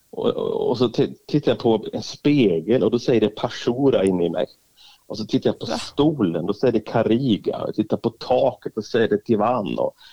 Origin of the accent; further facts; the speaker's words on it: northern Albania, Albania; accent: northern Albanian mountain dialect; Jag pratar alltså en dialekt som man pratar uppe i bergen där inte ens folk i huvudstaden har varit där uppe.